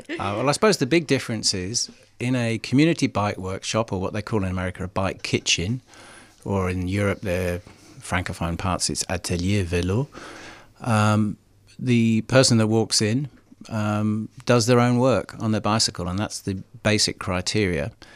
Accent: United Kingdom; now in Melbourne, Australia; being a Brit

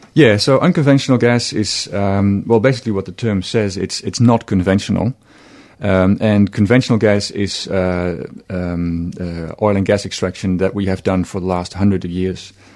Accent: Netherlands; moved away as an adult; now in Australia; I'm from Holland

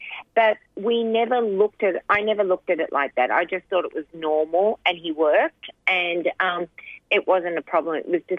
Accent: Melbourne, Victoria, Australia; also born or lived in Sri Lanka; my parents decided to move us to Australia because there was trouble in Sri Lanka. So as we didn't have much money, we moved to Jacana, which is near Broadmeadows in Melbourne.

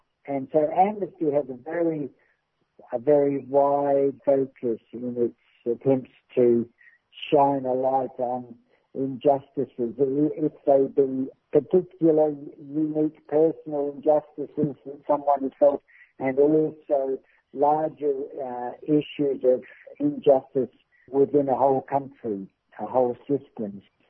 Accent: New Zealand; I come from New Zealand

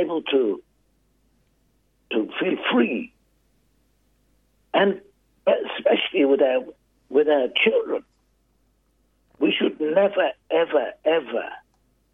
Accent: Australia; I'm from Yundamore

